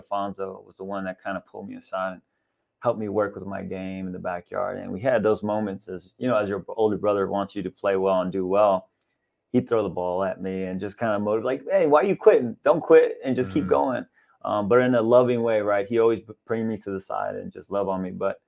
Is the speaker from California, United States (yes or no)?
yes; Los Angeles, California, United States; also born or lived in Pacoima / North Hills; we moved from Pacoima over to North Hills